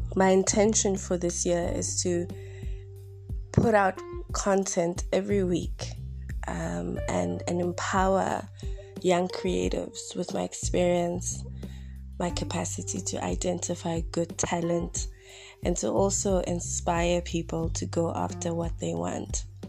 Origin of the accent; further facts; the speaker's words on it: Bloemfontein, Free State, South Africa; I'm broadcasting from my mother's home in my hometown in Bloemfontein